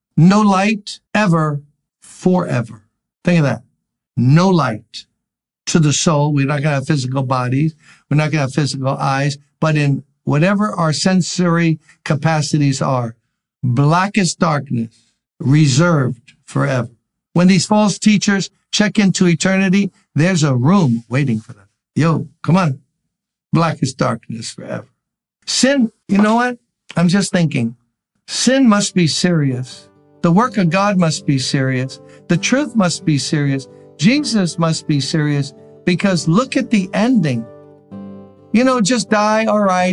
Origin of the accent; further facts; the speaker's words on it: New York City, New York, United States; I grew up in Brooklyn.